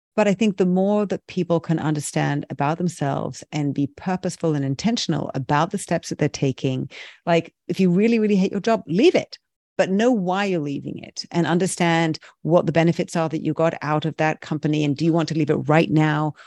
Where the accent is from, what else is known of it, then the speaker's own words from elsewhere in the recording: United Kingdom; I'm very British